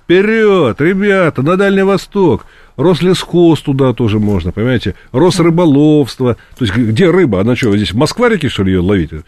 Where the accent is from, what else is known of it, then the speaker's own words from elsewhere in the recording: Moscow, Russia; Я сам коренной москвич, причем не, не в первом поколении, а в каком-то там, я уж не помню, пятом или шестом